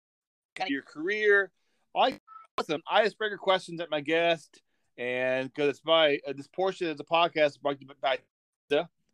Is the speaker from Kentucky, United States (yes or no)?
no; Arkansas, United States; I'm born and raised in Arkansas, so a big Razorback fan.